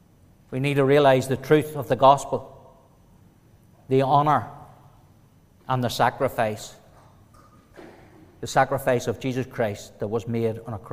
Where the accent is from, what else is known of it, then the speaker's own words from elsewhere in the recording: Warrenpoint, Northern Ireland, United Kingdom; Growing up in Warren Point was normal, as any other family. We had two loving parents. We went to school. We went to church, Sunday school, and played with our friends.